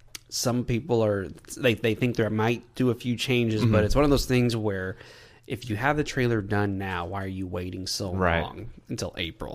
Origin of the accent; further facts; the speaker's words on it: Texas, United States; In case y'all don't know, we're from Texas, and we love the Cowboys.